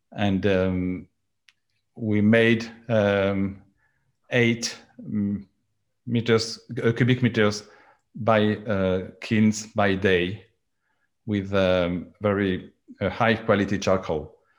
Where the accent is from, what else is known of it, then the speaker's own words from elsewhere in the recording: France; accent: French; English is a second language; my accent because I I am French